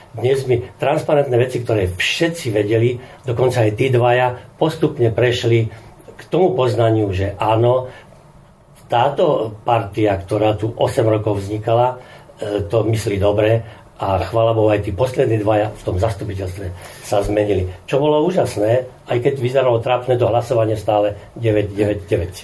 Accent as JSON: {"language": "Slovak", "town": "Bratislava", "region": "Bratislava Region", "country": "Slovakia", "moved": "as an adult", "lives_now": "Vinodol, Slovakia", "said": "Ja som ako mešťan z Bratislavy prišiel na chalupu, po rokoch som sa rozhodol tam byť"}